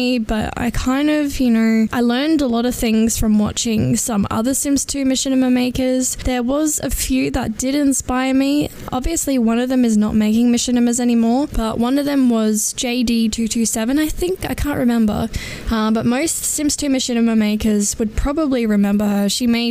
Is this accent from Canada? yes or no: no; Adelaide, South Australia, Australia; I am from Adelaide, South Australia.